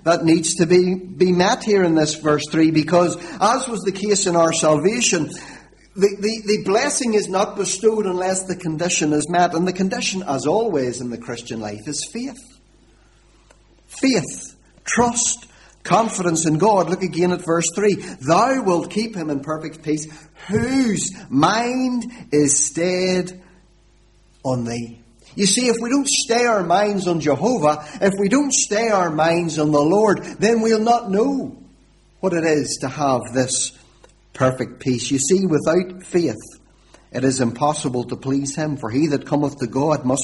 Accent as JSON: {"language": "English", "town": "Warrenpoint", "region": "Northern Ireland", "country": "United Kingdom", "moved": "yes", "lives_now": "Lurgan, United Kingdom", "said": "I'm not a Lurgan man originally. I'm originally from Warren Point, which is away down on the southeast coast"}